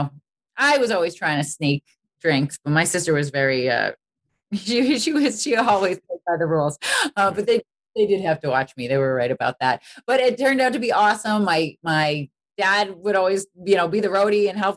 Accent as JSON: {"language": "English", "town": "Boston", "region": "Massachusetts", "country": "United States", "tie": "born or raised there", "said": "I really wanted to go to Berklee growing up in Boston."}